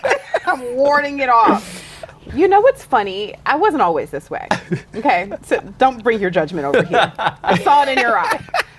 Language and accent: English; the South, United States; I'm from the South.